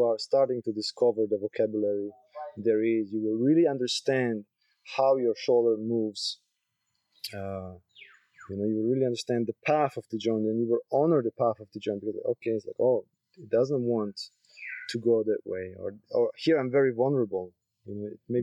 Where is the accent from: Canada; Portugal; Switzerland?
Switzerland; moved away as an adult; also born or lived in Croatia; now in Koh Phangan, Thailand; I was born in Croatia. I lived there first 4 years, then moved to Switzerland